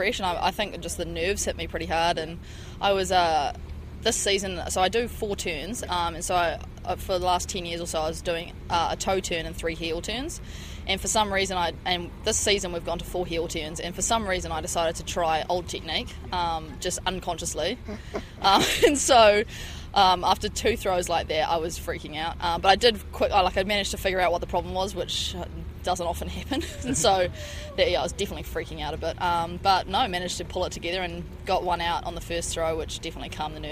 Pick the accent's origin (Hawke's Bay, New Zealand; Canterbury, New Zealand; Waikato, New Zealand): Waikato, New Zealand; Hamilton; also born or lived in Princeton, United States; Mum and Dad are in a lifestyle block in Hamilton